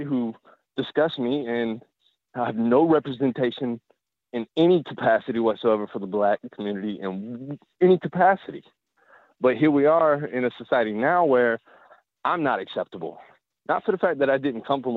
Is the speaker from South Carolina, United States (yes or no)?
yes; Columbia, South Carolina, United States; I grew up in the South. I'm from South Carolina. I grew up in Columbia